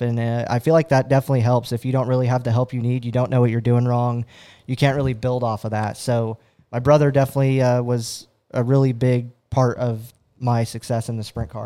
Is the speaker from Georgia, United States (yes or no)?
no; Fresno, California, United States; Fresno, California, uh, so, you know, about five hours from Red Bluff